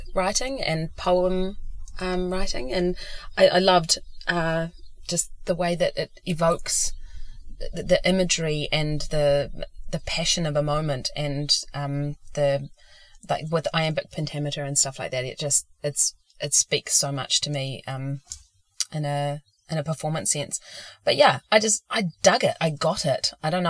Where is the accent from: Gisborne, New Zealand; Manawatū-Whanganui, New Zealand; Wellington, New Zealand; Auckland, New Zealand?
Gisborne, New Zealand; moved away; growing up in Gisborne